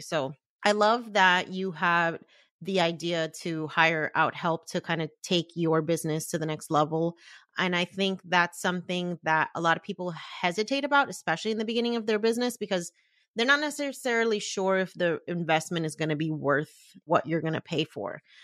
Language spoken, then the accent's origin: English; Puerto Rico; a fellow Boricua